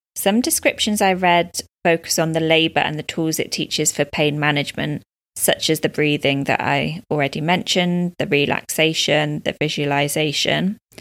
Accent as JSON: {"language": "English", "country": "United Kingdom", "moved": "as an adult", "lives_now": "Dubai, United Arab Emirates", "said": "I'm a British expat living in Dubai, U A E, with my partner and baby girl."}